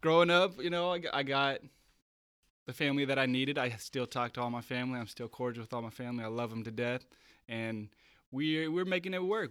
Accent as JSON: {"language": "English", "area": "Bay Area", "region": "California", "country": "United States", "tie": "born or raised there", "also_born_or_lived": "Santa Cruz", "moved": "as an adult", "lives_now": "San Diego, United States", "said": "I grew up in the Bay Area"}